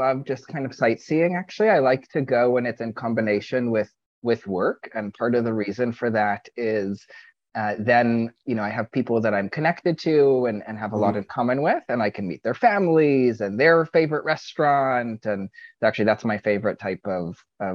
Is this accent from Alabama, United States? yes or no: no; Brookline, Massachusetts, United States; first language Hebrew; English is a second language; also born or lived in Israel; I grew up in Brookline, Massachusetts. It's right in the Boston area